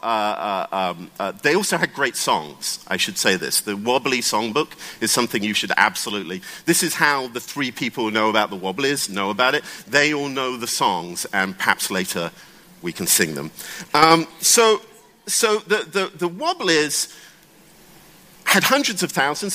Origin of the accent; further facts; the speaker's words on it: United Kingdom; now in United States; I'm British, um, and I'm actually based in the United States.